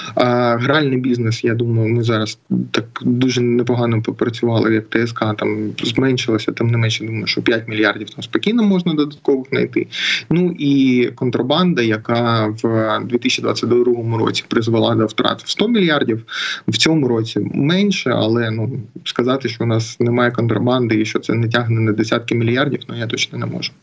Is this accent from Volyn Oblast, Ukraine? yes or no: no; Mariupol, Donetsk Oblast, Ukraine; я з Маріуполя